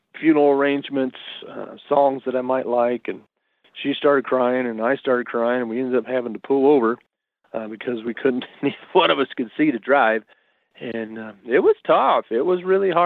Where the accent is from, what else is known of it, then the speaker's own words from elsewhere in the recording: Rocky Ford, Colorado, United States; I grew up in Rocky Ford, Colorado. Started going to school there in fifth grade, all the way up through high school